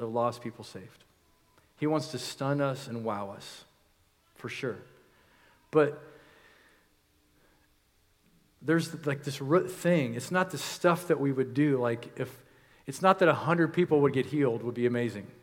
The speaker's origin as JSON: {"language": "English", "country": "United States", "said": "We, as American Christians"}